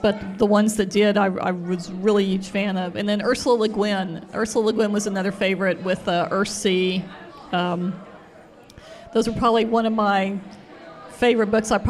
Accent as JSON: {"language": "English", "town": "Fort Worth", "region": "Texas", "country": "United States", "tie": "born or raised there", "said": "I was born in Fort Worth, Texas"}